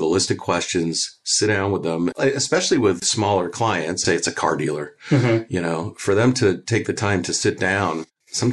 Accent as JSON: {"language": "English", "country": "Canada", "moved": "yes", "lives_now": "United States", "said": "I'm from Canada originally"}